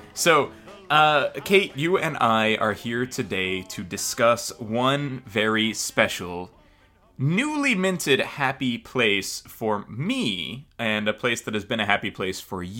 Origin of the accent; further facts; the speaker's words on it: Los Angeles, California, United States; now in San Francisco, United States; growing up in Los Angeles, tourist capital of the universe.